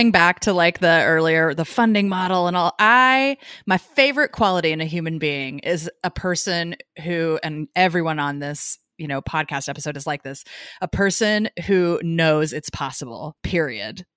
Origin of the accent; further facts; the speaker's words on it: United States; moved away; also born or lived in New York; we grew up in Missouri and Arkansas